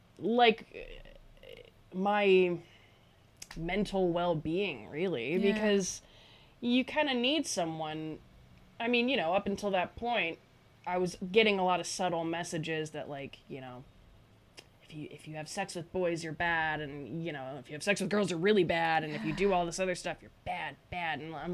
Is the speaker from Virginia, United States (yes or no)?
yes; Woodbridge, Virginia, United States; moved away; Woodbridge, Virginia, which is like a 20-minute ride from DC.